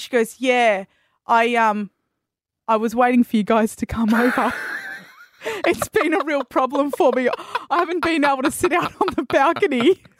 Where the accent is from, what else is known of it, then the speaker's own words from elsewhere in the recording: East Coast, Australia; now in Western Australia, Australia; I am originally from the East Coast.